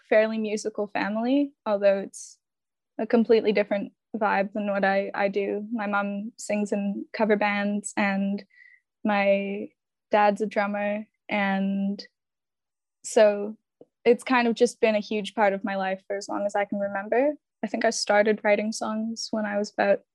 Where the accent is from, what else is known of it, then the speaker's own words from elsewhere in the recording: Richmond, British Columbia, Canada; also born or lived in Vancouver; now in Surrey, Canada; I was born in Vancouver. I grew up in Richmond. I moved here when I was about 8